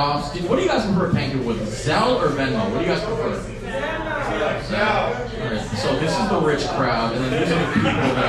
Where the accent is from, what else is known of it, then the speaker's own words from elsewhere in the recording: San Leandro, California, United States; I'm from San Leandro